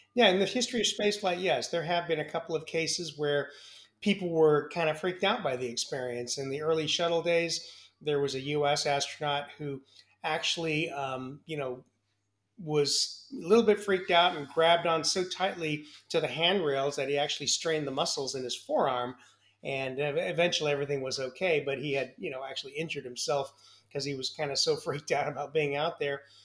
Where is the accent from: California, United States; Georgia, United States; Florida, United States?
California, United States; San Francisco Bay Area; also born or lived in Milwaukee, Wisconsin / Wichita, Kansas; I grew up in the San Francisco Bay Area